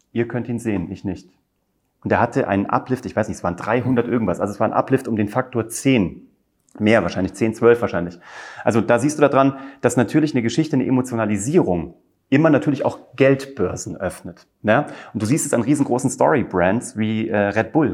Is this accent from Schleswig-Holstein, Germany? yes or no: no; Kassel, Hesse, Germany; moved away as an adult; also born or lived in Cologne; Ich komme eigentlich aus Kassel.